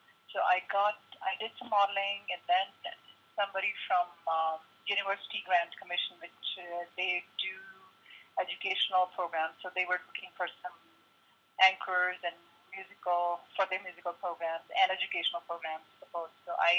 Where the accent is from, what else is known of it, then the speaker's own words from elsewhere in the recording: New Delhi, Delhi, India; born there; I was born in New Delhi. Like a very typical Indian family, my dad wanted me to be a doctor